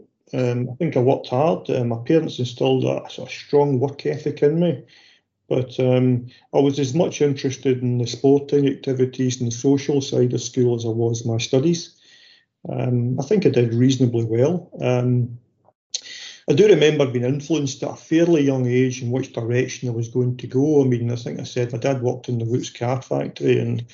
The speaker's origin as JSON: {"language": "English", "town": "Paisley", "region": "Scotland", "country": "United Kingdom", "tie": "born or raised there", "said": "I was born in Seatill Road in Paisley. And I lived there with my parents and my younger brother. Stayed there to quite a young age, probably 4 or 5, we moved up to Foxbar"}